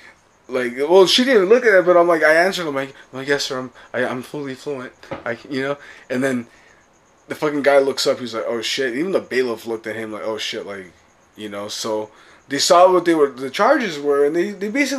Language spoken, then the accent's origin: English; Los Angeles, California, United States; moved away; also born or lived in St. Louis; I grew up in Pacoima